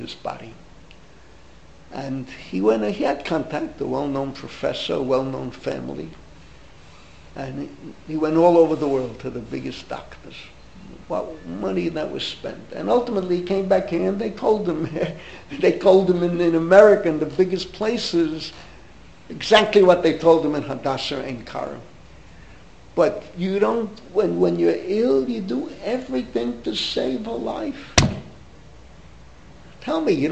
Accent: New York City, New York, United States; I grew up in the Bronx. I'm a third generation Bronxite.

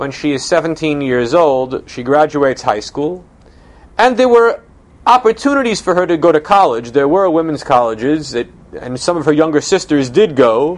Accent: New York, United States; I'm a New Yorker

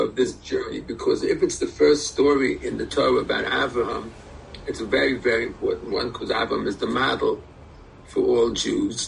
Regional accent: United States; I was born in America

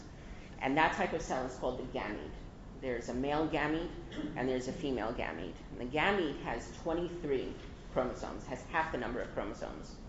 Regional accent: Englewood, New Jersey, United States; moved away; I grew up in Englewood, and I was actually thinking that it's going to be 40 years this coming summer that my parents moved to Englewood with us

